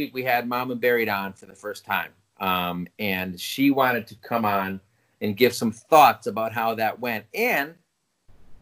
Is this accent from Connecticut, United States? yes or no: yes; New Haven, Connecticut, United States; I grew up in the New Haven area